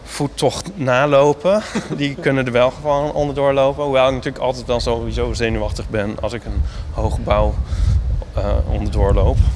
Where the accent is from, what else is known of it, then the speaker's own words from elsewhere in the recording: Amsterdam, North Holland, Netherlands; Ik voel me helemaal thuis als Amsterdammer.